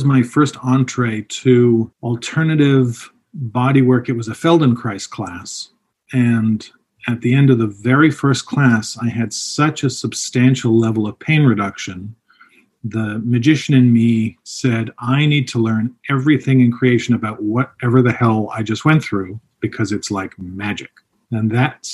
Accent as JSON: {"language": "English", "town": "Toronto", "region": "Ontario", "country": "Canada", "tie": "born or raised there", "also_born_or_lived": "England", "said": "I'm from England, grew up in Toronto."}